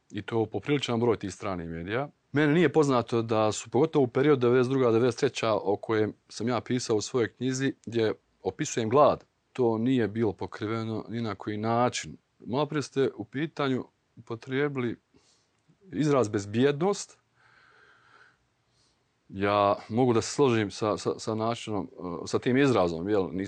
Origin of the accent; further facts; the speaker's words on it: Vlasenica, Republika Srpska, Bosnia & Herzegovina; moved away as an adult; also born or lived in Srebrenica; o logoru Sušica u našem gradu